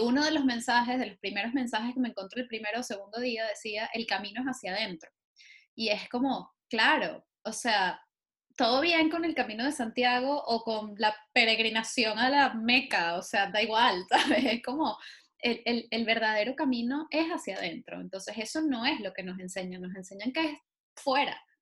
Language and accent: Spanish; Venezuela; moved away; somos muchos los venezolanos que estamos por ahí haciendo cosas